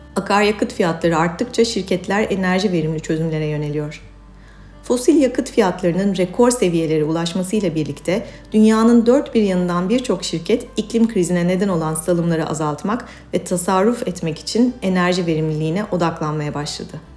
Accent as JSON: {"language": "Turkish", "region": "İzmir", "country": "Turkey", "moved": "yes", "lives_now": "Istanbul, Turkey", "said": "İstanbul'da yaşayan ağaç, çiçek, hayvan, güneş, deniz meraklısı bir kedi ve iki çocuk annesi bir İzmirliyim"}